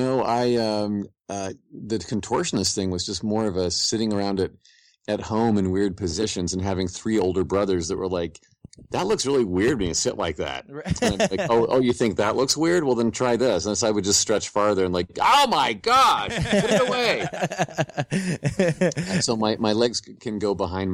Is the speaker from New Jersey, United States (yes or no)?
no; Indianapolis, Indiana, United States; I grew up in Indianapolis, Indiana, I went to Bishop Chatard High School.